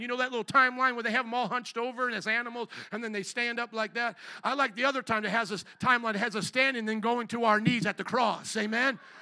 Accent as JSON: {"language": "English", "country": "United States", "said": "I am a kingdom citizen before I'm an American citizen, before I'm Polish and Italian"}